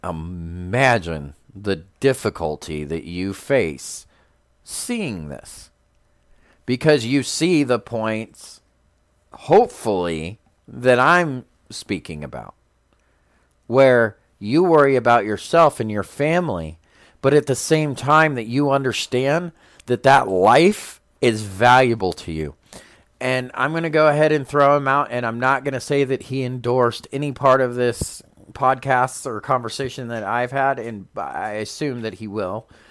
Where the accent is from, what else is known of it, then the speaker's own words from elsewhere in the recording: United States; as an American